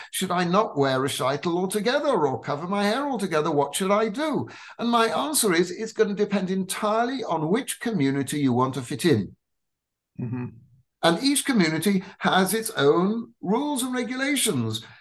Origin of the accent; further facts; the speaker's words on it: England, United Kingdom; I was born in England of um, Ashkenazi parents who were also born in England